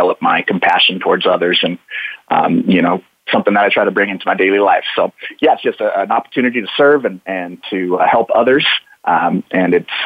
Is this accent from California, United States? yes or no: yes; Clovis, California, United States; also born or lived in Guatemala City, Guatemala; I grew up in the Clovis, California area, Central California, Central Valley